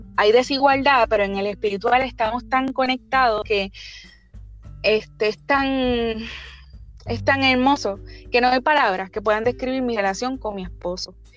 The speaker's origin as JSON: {"language": "Spanish", "town": "Barceloneta", "country": "Puerto Rico", "said": "soy del norte de Puerto Rico, de Barceloneta"}